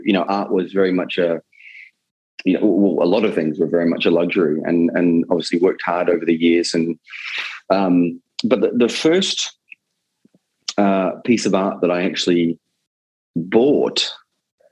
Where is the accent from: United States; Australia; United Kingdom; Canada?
Australia; moved away; growing up in Australia